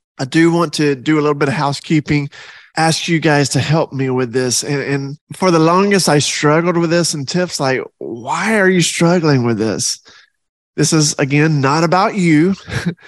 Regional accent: the South, United States; I'm from the South

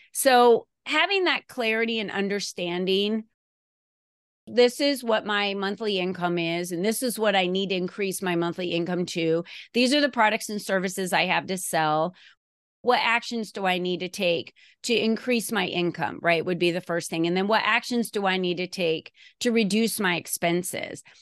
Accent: Arizona, United States; also born or lived in New Jersey; I grew up in New Jersey when I was a child, and then my family moved me to Arizona in nineteen seventy-six, and then I finished going to school, and Arizona became my home

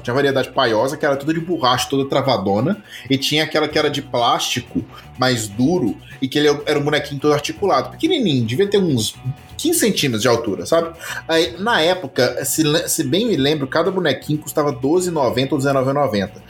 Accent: Minas Gerais, Brazil; eu sou mineiro

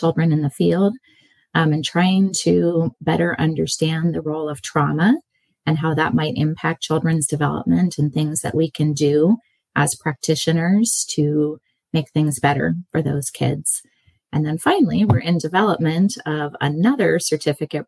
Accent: California, United States; also born or lived in Indiana; I grew up in California

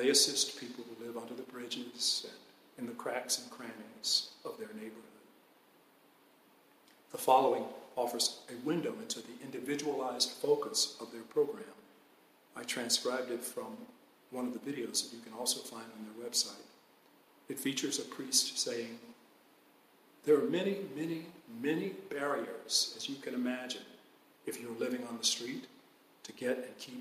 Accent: Atlanta, Georgia, United States; When I was a Boy Scout growing up in Atlanta

